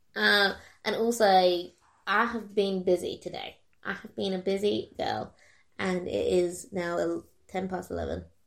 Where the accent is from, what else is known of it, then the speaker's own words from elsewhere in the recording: Kent, South East England, United Kingdom; moved away; originally we're from Kent